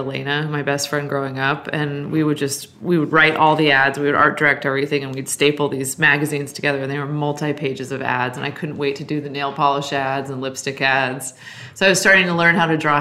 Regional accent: San Francisco, California, United States; I grew up in Noe Valley in San Francisco. So I grew up right in the heart of San Francisco.

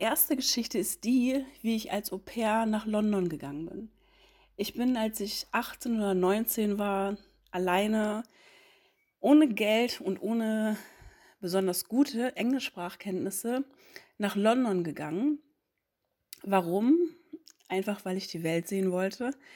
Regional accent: Hamburg, Germany; ich bin Mitte 30 und ich komme ursprünglich aus Hamburg.

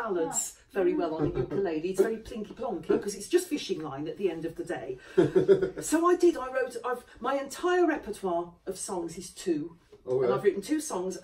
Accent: United Kingdom; I'm British

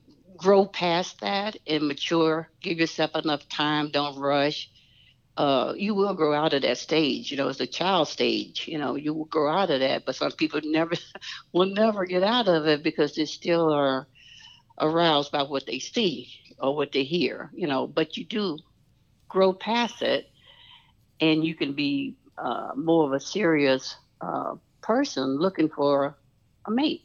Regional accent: Memphis, Tennessee, United States; I'm from Memphis. So Memphis was a pretty predominantly black city.

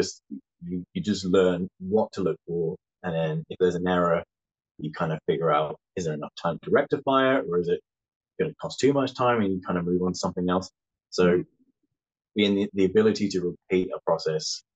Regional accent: West Sussex, South East England, United Kingdom; now in Dromore, United Kingdom; I'm originally from West Sussex in the south of England.

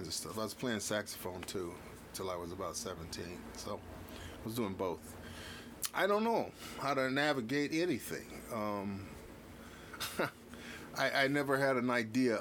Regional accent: Los Angeles, California, United States; also born or lived in Watts, California; I grew up in South Central

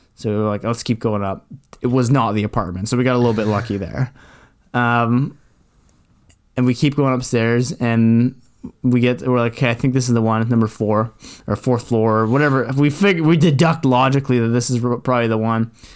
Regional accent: Canada; we're Canadian

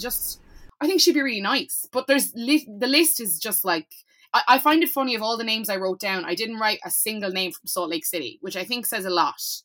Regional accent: Cork, Munster, Ireland; I'm from Cork

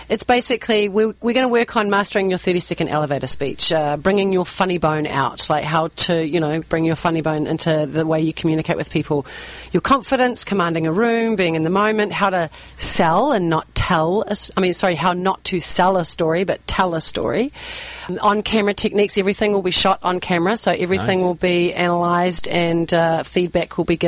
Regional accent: New Zealand; accent: New Zealand; moved away; this is my New Zealand accent. I'm originally from New Zealand.

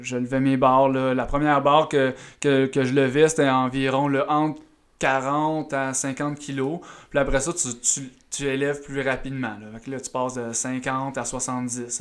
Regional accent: Eastern Townships, near Sherbrooke, Quebec, Canada; je viens des cantons de l'Est. Euh, je viens d'un petit village proche de, Sherbrooke.

